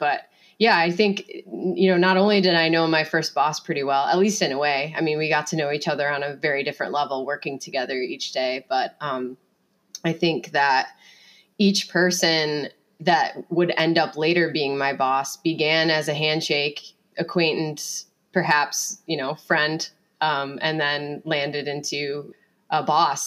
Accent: Finger Lakes region of upstate New York, United States; I grew up with Cassie in the Finger Lakes region of upstate New York

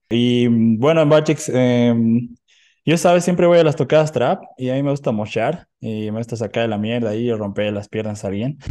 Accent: Oruro, Bolivia; now in Cochabamba, Bolivia; soy de Oruro, soy de Oruro

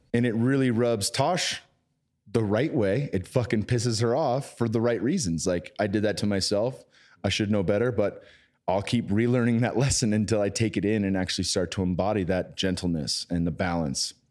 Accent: San Jose, California, United States; my hometown in San Jose

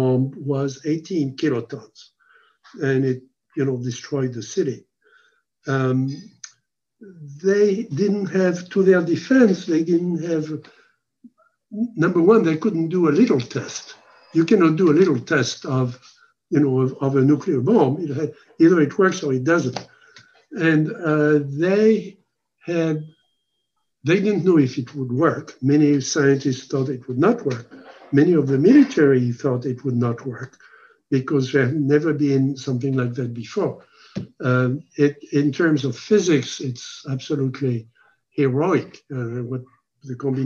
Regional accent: France; moved away; I was born in France

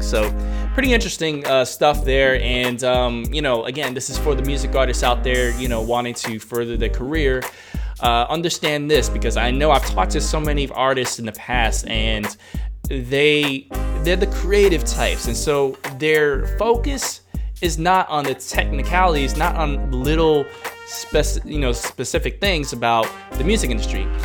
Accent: New York City, New York, United States; now in Hong Kong; I'm from New York City

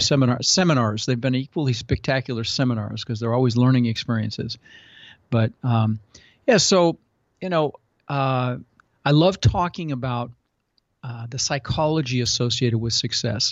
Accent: Denver, Colorado, United States; born or raised there; also born or lived in Netherlands

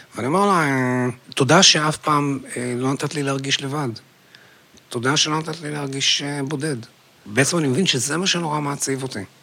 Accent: Haifa, Haifa District, Israel; אני גדלתי בחיפה

